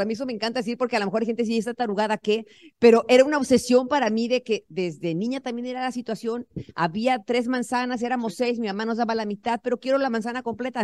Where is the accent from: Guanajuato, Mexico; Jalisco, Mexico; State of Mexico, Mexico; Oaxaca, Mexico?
State of Mexico, Mexico; Tenancingo; moved away as an adult; now in United States; Tenemos que irnos a vivir al pueblo otra vez, a Tenancingo, Tenancingo, Estado de México. ¿Quién conoce mi pueblo?